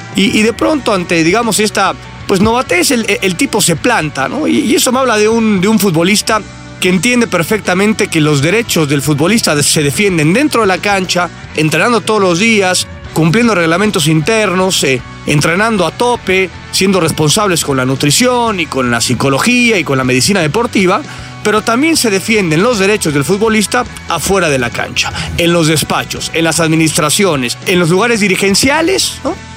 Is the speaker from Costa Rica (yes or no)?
no; Naucalpan, State of Mexico, Mexico; en mi pueblo, en mi pueblo satélite capital del mundo.